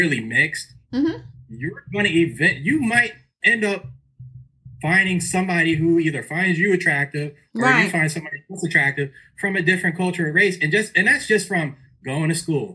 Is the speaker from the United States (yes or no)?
yes; Fluvanna, Virginia, United States; I grew up in Fluvanna